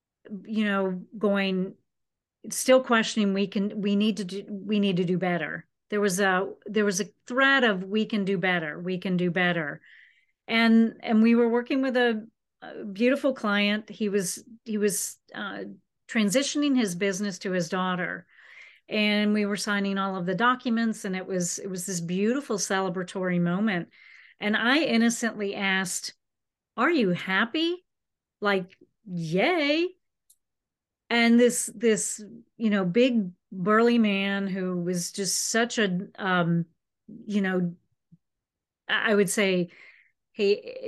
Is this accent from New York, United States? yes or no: no; Florida, United States; I was from the West Coast of Florida, the Tampa Bay area.